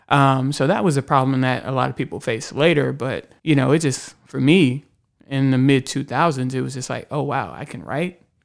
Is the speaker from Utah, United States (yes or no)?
no; Houston, Texas, United States; moved away as an adult; now in Austin, United States; I grew up in Houston, and, um, I've been in Austin for a while now, over ten years